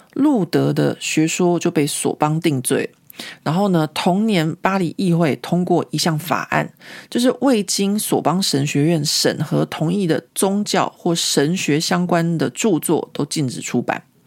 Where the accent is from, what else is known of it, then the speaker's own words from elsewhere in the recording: Taiwan; now in Paris, France; 如果今天我是一个从台湾来的一个呃台湾人